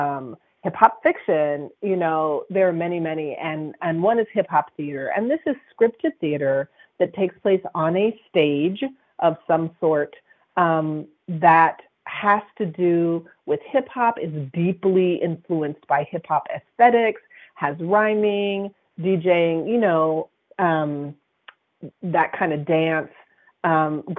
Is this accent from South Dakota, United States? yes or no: no; Berkeley, California, United States; I'm from the North Berkeley Flatlands